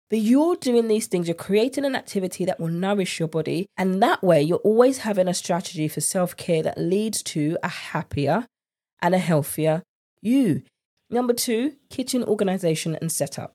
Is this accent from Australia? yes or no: no; United Kingdom; accent: British; my British accent